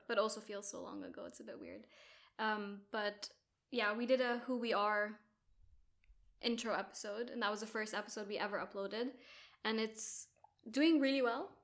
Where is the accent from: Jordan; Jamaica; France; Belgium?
Jordan; moved away as an adult; also born or lived in Abu Dhabi, United Arab Emirates; now in United Kingdom; I'm Jordanian. Well, grew up in Jordan, also grew up in Abu Dhabi